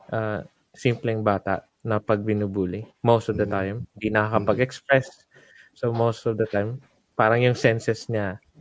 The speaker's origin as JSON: {"language": "Tagalog", "town": "Davao City", "region": "Davao Region", "country": "Philippines", "moved": "yes", "lives_now": "Hamilton, New Zealand", "said": "taga Davao po talaga ako. Yan. Mindanao, Davao."}